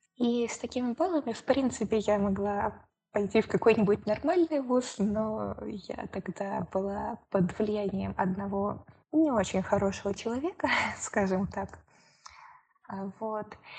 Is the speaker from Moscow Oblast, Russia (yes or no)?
yes; Moscow Oblast, Russia; я сама из Московской области